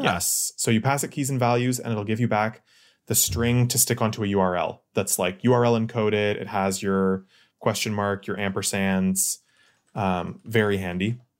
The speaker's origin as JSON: {"language": "English", "town": "Ottawa", "region": "Ontario", "country": "Canada", "said": "I'm from Ottawa"}